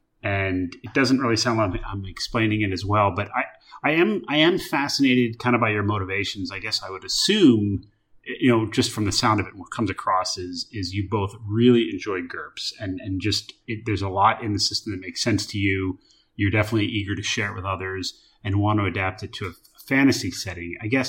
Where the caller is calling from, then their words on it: Solomon Islands; I'm calling in from the Solomon Islands here on work